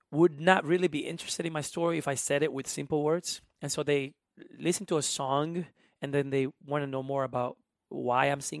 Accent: South Carolina, United States; English is a second language; Carolina, which is still feels like home in a way. It's uh, like 30 miles from Myrtle Beach. Um, so I learned English because I needed to.

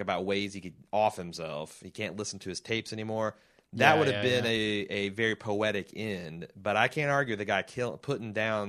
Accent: United States; I'm an American and we're all gun nuts.

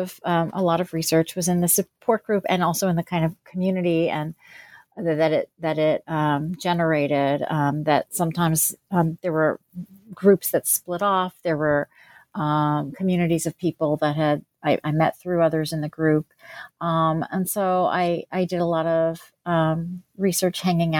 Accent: New Jersey, United States; also born or lived in Pennsylvania; So I was born in New Jersey and grew up there and in Pennsylvania.

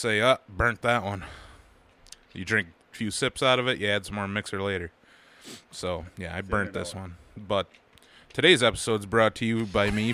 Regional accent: United States; I'm American

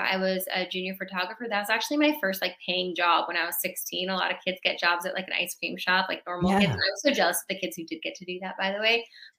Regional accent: California, United States; I'm a Chargers fan because I'm from San Diego or LA.

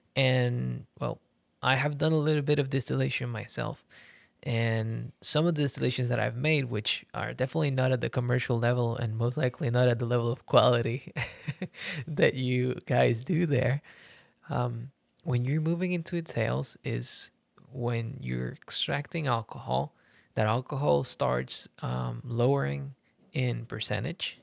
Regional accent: Puerto Rico; I come from Puerto Rico as well

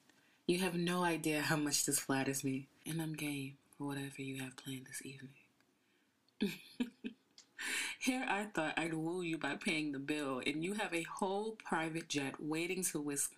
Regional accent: Toronto, Ontario, Canada; now in Brooklyn, United States; Well, I was born and raised in Toronto, but moved to the States for college. I've been in Brooklyn for about 2 years, and the art world has been kind to me.

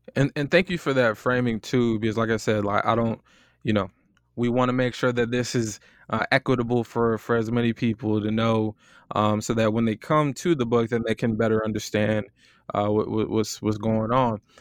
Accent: Florida, United States; also born or lived in Ann Arbor; I'm from Florida

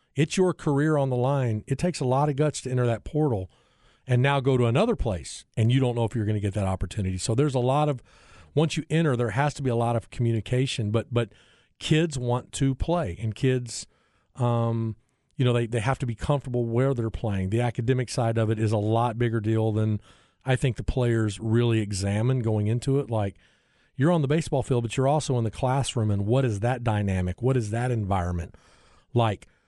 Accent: South Bend, Indiana, United States; now in Austin, United States; I grew up in South Bend

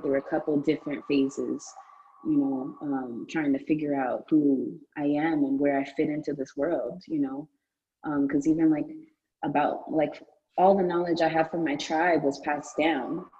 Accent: New York City, New York, United States; also born or lived in United Kingdom; I'm from Brooklyn. I mean, I'm, I spent a lot of time in the United Kingdom mm. as well as a child.

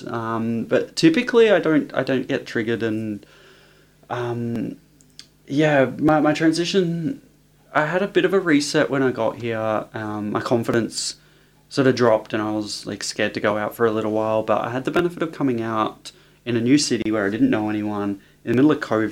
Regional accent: Sunbury, Victoria, Australia; moved away as an adult; now in Brisbane, Australia; Home's Melbourne. So, I love Melbourne. I'm from Melbourne. I'm a Sunbury girl

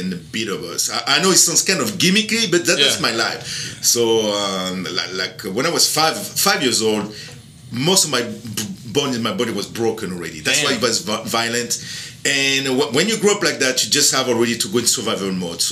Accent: border with Italy, Provence-Alpes-Côte d'Azur, France; English is a second language; also born or lived in Miami, United States; now in Louisiana, United States; I am from France, south of France, right at the border with Italy. Actually, I am half French, half Sicilian.

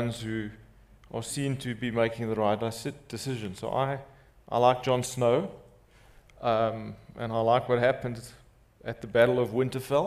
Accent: Mossel Bay, Western Cape, South Africa; first language Afrikaans; English is a second language; I grew up in Mossel Bay

